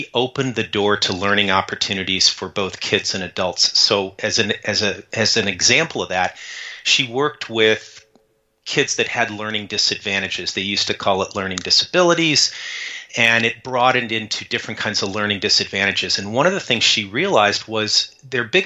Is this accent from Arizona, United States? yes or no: yes; Tucson, Arizona, United States; I grew up in Tucson, Arizona